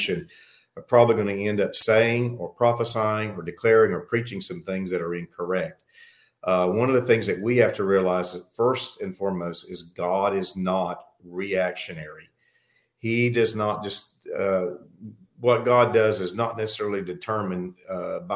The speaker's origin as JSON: {"language": "English", "town": "Panama City", "region": "Florida", "country": "United States", "tie": "born or raised there", "said": "My wife, Stacy, and I, we were both born and raised in Panama City, Florida"}